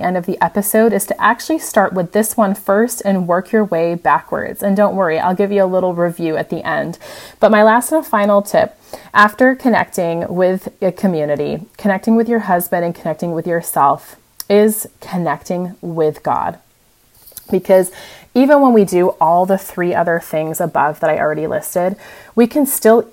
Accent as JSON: {"language": "English", "country": "United States", "moved": "as an adult", "lives_now": "Europe", "said": "as the American"}